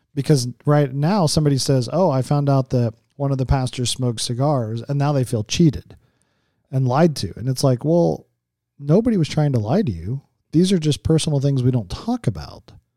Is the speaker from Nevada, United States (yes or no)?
yes; Las Vegas, Nevada, United States; I'm from Vegas.